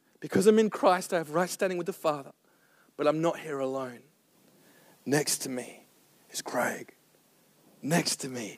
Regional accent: Serpentine, Western Australia, Australia; I'm from Serpentine. We live on a farm.

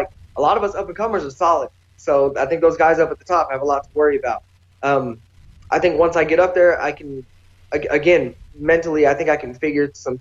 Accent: Boise, Idaho, United States; moved away as an adult; now in Las Vegas, United States; my hometown people

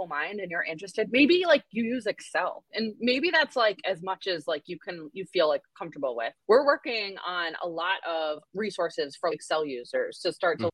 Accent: Connecticut, United States; now in Massachusetts, United States; I grew up in Connecticut

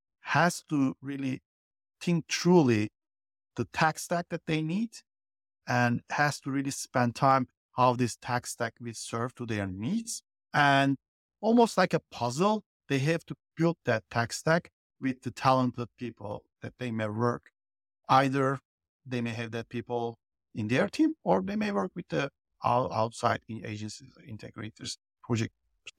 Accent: Turkey; now in United States; because I live in the US, I'm originally from Turkey. But pretty much my professional life been always in the US

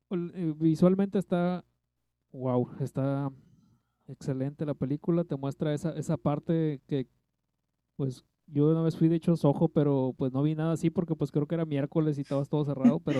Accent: Tlaxcala, Mexico; Soy de Tlaxcala, del lugar que no existe.

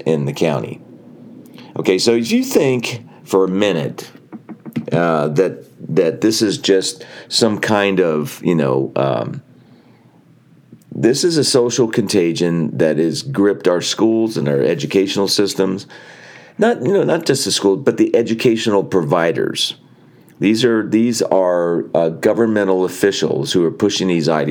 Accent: New Jersey, United States; moved away; I came from New Jersey. I am so happy I don't live in New Jersey anymore

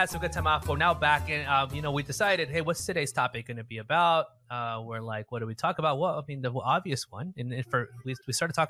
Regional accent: United States; me here growing up in the States.

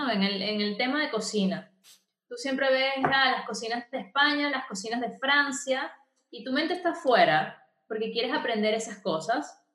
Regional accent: Venezuela; Que ellos se queden con, con, eso en la cabeza de que yo vengo de Venezuela.

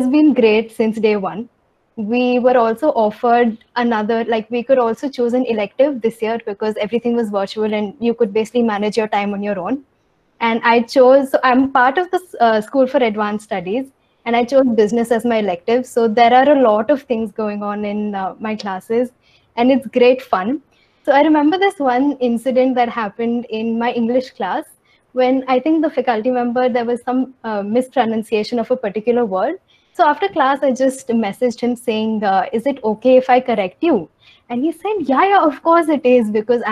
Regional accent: Hyderabad, Telangana, India; I'm from Hyderabad.

